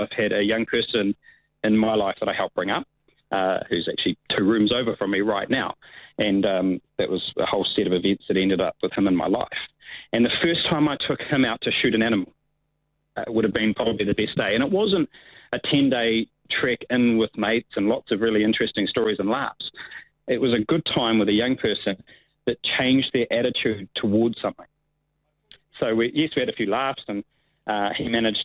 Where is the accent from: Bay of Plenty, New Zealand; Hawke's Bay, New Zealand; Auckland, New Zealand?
Hawke's Bay, New Zealand; also born or lived in Taupo, New Zealand; I grew up in Hawke's Bay and then over here to Taupo my teenage years